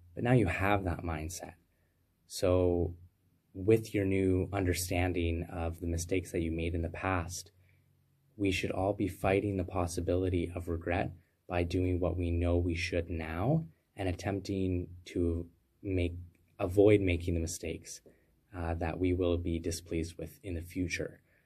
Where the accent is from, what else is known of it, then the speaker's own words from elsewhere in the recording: Canada; I'm a Canadian free thought advocate